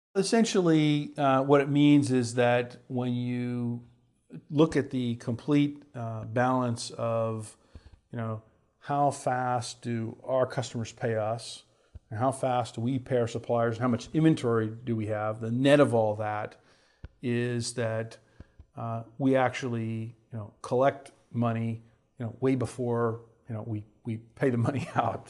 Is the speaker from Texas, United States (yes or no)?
yes; Houston, Texas, United States; I grew up in Houston, Texas